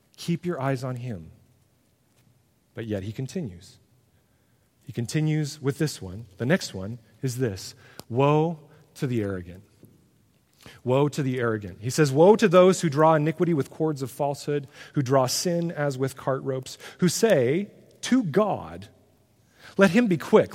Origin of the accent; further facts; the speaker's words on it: United States; who we are as Americans